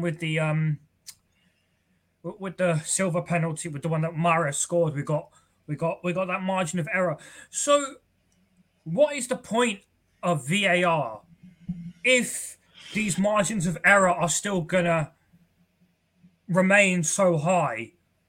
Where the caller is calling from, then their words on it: London, United Kingdom; I'm calling from North London.